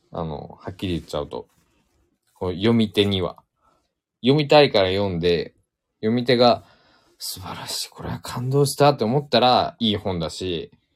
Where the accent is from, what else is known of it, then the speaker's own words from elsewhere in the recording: Shikoku, Japan; accent: Shikoku dialect, close to Kansai; also born or lived in Tokyo; 生まれ育ったのも四国だし、今も四国にいるから